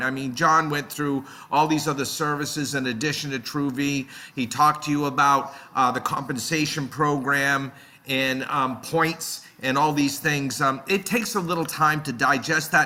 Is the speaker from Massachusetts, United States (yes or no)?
yes; Boston, Massachusetts, United States; also born or lived in Netherlands; I grew up in the Boston area. I still live in this area.